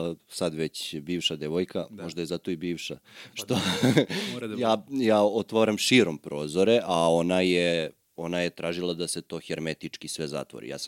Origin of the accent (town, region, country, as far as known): Serbia